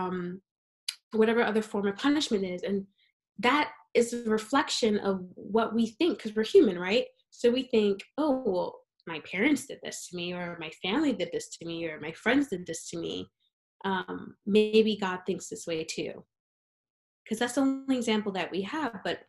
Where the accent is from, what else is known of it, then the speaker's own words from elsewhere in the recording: New York City, New York, United States; I'm a New Yorker